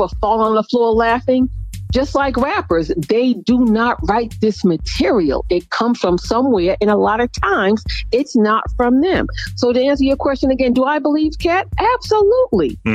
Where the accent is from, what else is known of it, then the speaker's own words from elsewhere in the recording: Boston, Massachusetts, United States; moved away; also born or lived in Atlanta / DMV; I still have roots in my hometown of Boston.